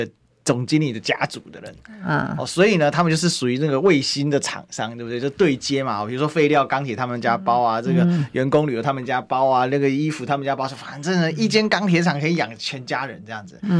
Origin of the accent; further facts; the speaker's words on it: Kaohsiung, Taiwan; 因为我们长期作为作为高雄人，我非常清楚他的方法。